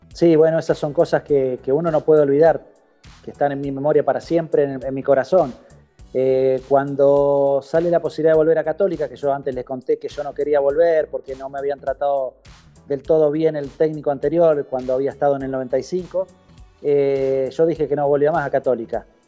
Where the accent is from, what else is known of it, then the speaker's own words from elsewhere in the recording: San José de la Esquina, Santa Fe, Argentina; moved away as an adult; also born or lived in Colombia / Chile / Venezuela; el equipo de mi pueblo